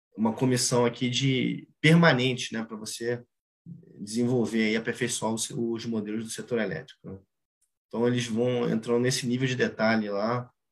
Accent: Brazil; a nossa vida como brasileiro

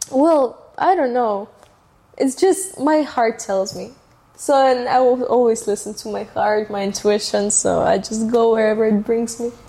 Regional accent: Russia; first language Russian; English is a second language; because it's my culture

